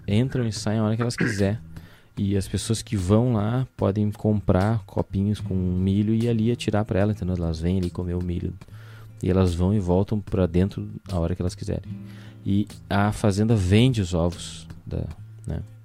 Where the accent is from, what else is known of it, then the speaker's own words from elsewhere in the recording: Rio Grande do Sul, Brazil; a hora que eu falei cacetinho, ele sabe que nós somos do Rio Grande do Sul